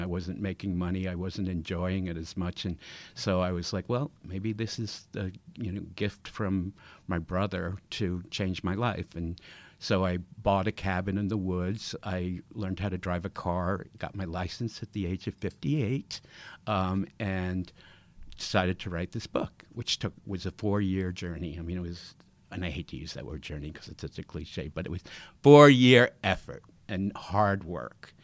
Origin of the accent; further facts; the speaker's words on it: Long Island, New York, United States; I, I grew up in New York